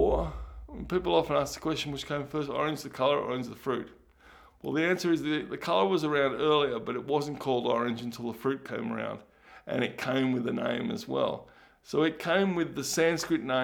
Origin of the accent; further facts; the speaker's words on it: Ballarat, Victoria, Australia; I grew up in Ballarat